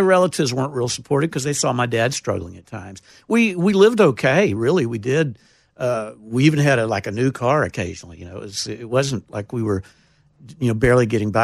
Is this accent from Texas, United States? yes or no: yes; Taylor, Texas, United States; moved away as an adult; now in Nashville, United States; I was born in Taylor, Texas